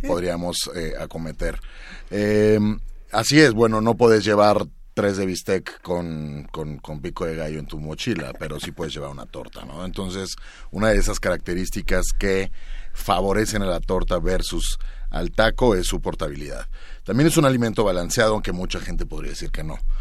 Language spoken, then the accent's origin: Spanish; Mexico; lo que somos nosotros como mexicanos